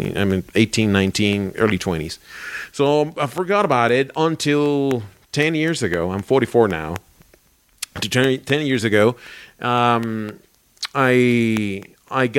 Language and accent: English; Caracas, Capital District, Venezuela; moved away as an adult; also born or lived in Barquisimeto, Venezuela; now in Colombia; I went to Caracas, which is my hometown, is our capital in Caracas.